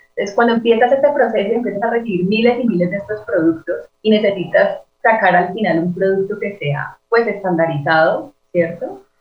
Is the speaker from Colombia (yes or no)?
yes; Cali, Valle del Cauca, Colombia; yo soy eh, de Cali, soy diseñadora industrial